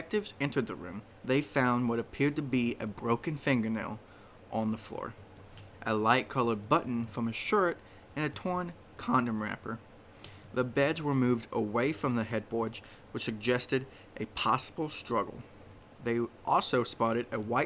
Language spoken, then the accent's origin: English; Indiana, United States; it is right here in my home state, Indiana